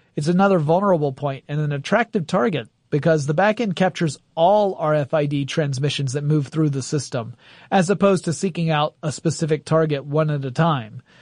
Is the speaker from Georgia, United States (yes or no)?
yes; Gainesville, Georgia, United States; moved away; my hometown of Gainesville